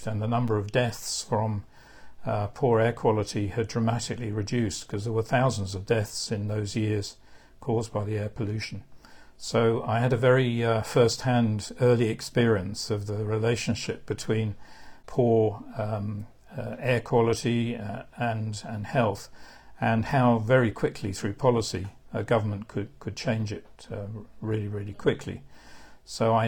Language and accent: English; London, United Kingdom; also born or lived in Birmingham, United Kingdom; when I was two, we moved down to London, and we lived in South London right through my time I was at school